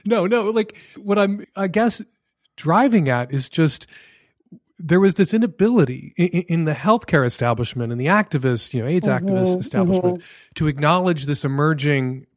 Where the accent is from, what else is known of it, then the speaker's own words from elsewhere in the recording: United States; as an American